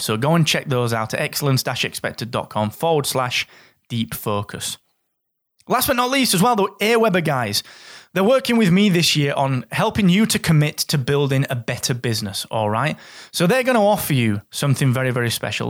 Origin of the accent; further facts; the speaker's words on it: Barnsley, Yorkshire and the Humber, United Kingdom; I'm a guy from Barnsley that comes from a family that was rooted in mining